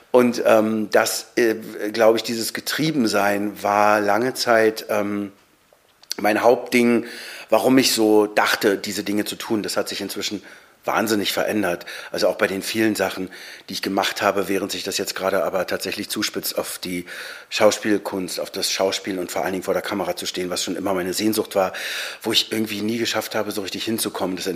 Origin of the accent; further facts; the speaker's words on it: Berlin, Germany; weil ich bin in Niederschönhausen eigentlich groß geworden, bis ich zehn war. Ein wundervoller Ort, Zweifamilienhaus, äh, viel Platz, ein paar Leute, meine Familie.